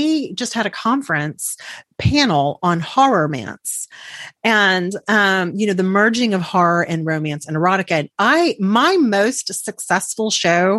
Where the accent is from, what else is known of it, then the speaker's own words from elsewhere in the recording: Texas, United States; I'm from Texas